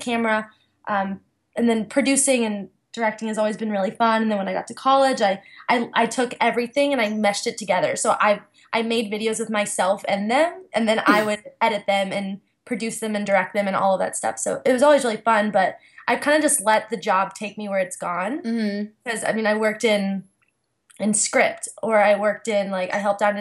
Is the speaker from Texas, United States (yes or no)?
yes; Austin, Texas, United States; moved away as an adult; also born or lived in Indiana / New York; now in Los Angeles, United States; growing up in Austin